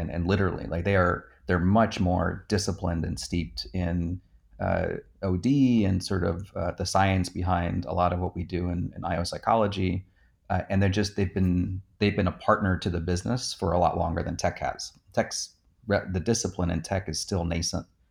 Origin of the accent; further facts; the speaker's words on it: New Jersey, United States; I grew up in New Jersey